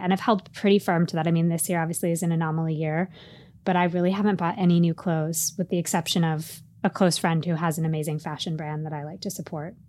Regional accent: East Coast, United States; And I grew up on the East Coast

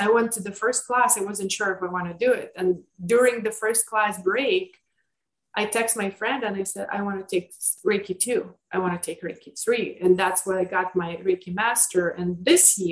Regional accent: Lithuania; moved away; I grew up in Lithuania

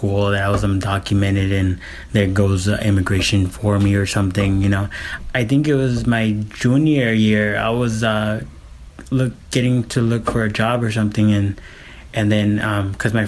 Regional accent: Phoenix, Arizona, United States; also born or lived in Guadalajara, Mexico; I came here when I was 4 years old, 1986

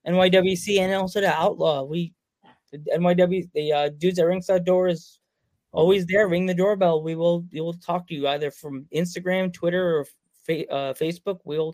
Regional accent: Central Islip, New York, United States; I grew up in Central Islip, and I grew up like 5 blocks from Duck Stadium.

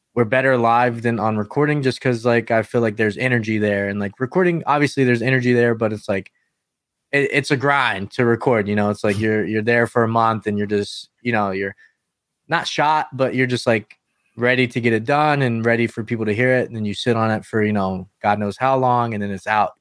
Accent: North Carolina, United States; I'm from North Carolina

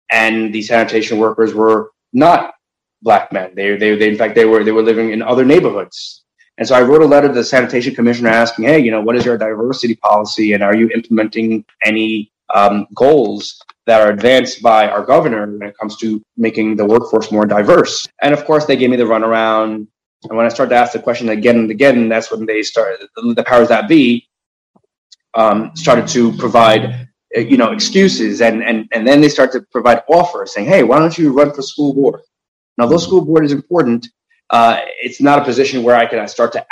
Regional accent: Elmont, New York, United States; also born or lived in Jamaica, Queens; I, I uh, was raised in Elmont. I was born in Jamaica, Queens. Mm-hmm. Uh, my, my parents are immigrants uh, from Haiti.

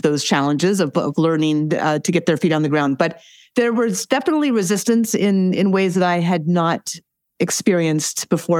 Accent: Alaska, United States; I grew up in Alaska

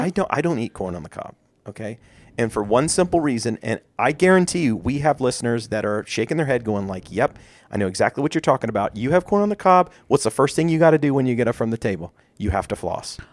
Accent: Maryland, United States; we are from Maryland

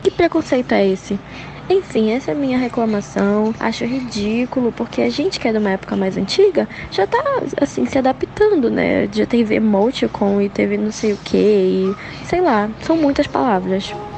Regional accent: Belém, Pará, Brazil; Eu sou de Belém do Pará

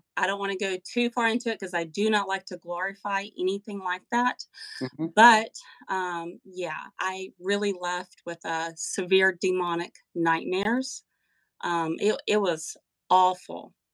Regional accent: Western North Carolina, United States; I am from Western North Carolina, the heart of the Appalachian Mountains.

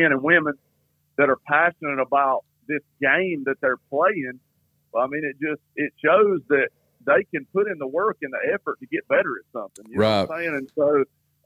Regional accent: Gaffney, South Carolina, United States; growing up in Gaffney and being here in Gaffney

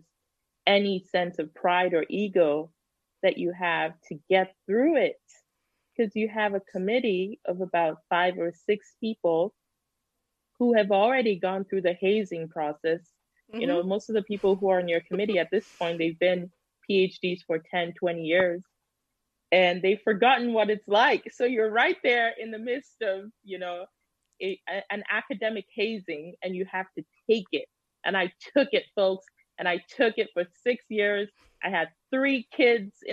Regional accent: Minneapolis, Minnesota, United States; moved away as an adult; also born or lived in Illinois; now in Missouri, United States; I was born in Minneapolis

